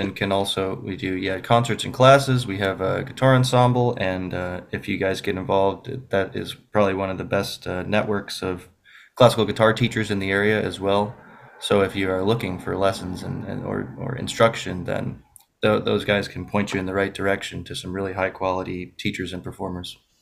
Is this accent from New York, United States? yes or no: yes; Buffalo, New York, United States; I'm from Buffalo, New York.